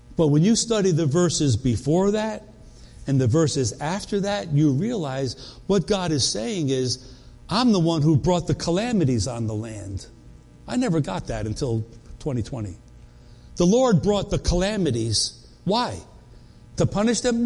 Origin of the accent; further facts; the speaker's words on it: New York, United States; moved away; also born or lived in North Carolina; we moved from North Carolina back to New York where, where we grew up.